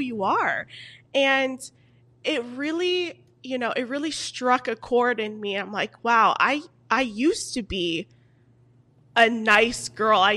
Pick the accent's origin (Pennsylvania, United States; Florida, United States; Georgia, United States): Florida, United States; Fort Lauderdale; also born or lived in New York; I'm originally from Florida. So okay. Fort Lauderdale, born and raised